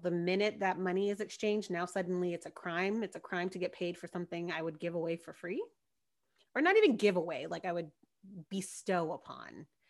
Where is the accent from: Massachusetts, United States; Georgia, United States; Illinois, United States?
Georgia, United States; Marietta; my hometown, you know, down in Marietta